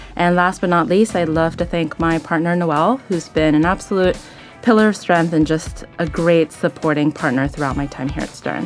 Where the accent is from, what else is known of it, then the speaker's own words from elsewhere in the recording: Tokyo, Japan; also born or lived in Sydney, Australia; now in New York, United States; I'm actually from Tokyo, Japan. I was born in Japan, raised there, as well as in Sydney, Australia